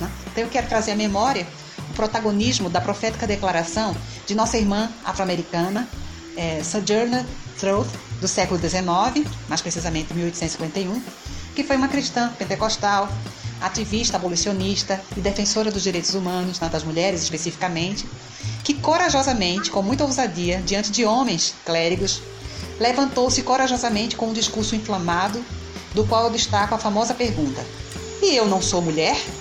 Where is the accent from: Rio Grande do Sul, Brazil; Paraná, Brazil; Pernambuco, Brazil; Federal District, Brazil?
Pernambuco, Brazil; Recife; now in Olinda, Brazil; sou recifense, pernambucana, portanto, muito orgulho de ser mulher nordestina.